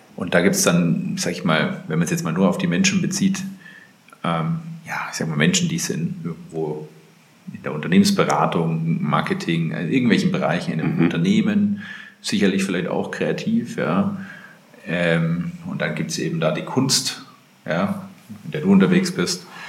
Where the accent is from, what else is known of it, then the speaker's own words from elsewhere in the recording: Germany; als Deutscher